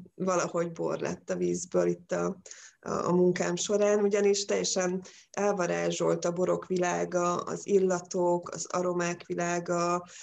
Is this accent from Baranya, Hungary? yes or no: yes; Pécs, Baranya, Hungary; now in Balatonfüred, Hungary; Pécsi vagyok